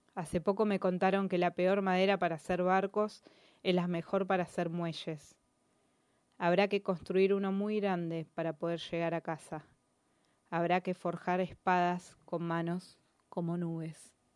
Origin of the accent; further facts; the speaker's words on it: Merlo, Buenos Aires Province, Argentina; yo soy de Merlo